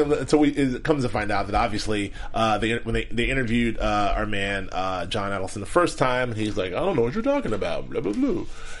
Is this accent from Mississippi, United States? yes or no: no; Southern California, United States; I'm from Southern California.